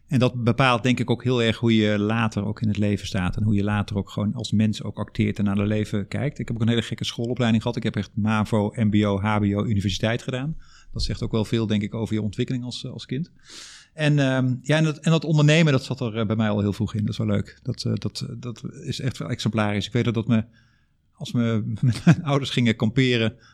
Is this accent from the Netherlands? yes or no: yes; Drunen, North Brabant, Netherlands; accent: Brabant; Eh, opgegroeid in Drunen, Brabant. Zeg de Brabander. Ik ben die uh, Brabantse accent ben ik onderweg ergens verloren.